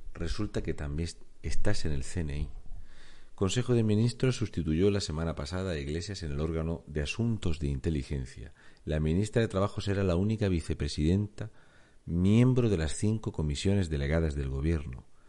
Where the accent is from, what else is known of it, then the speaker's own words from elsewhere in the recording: Spain; con 4.693.268 españoles que no tienen trabajo, entre los cuales me cuento